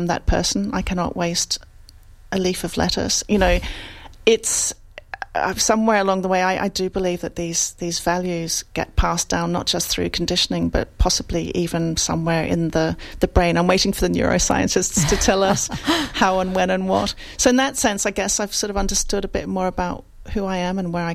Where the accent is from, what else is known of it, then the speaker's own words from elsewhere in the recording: Australia; now in London, United Kingdom; I grew up Italian in Australia, and of course, you know, that means I'm a bit Italian, a bit Australian, and I've lived in London for more than half my life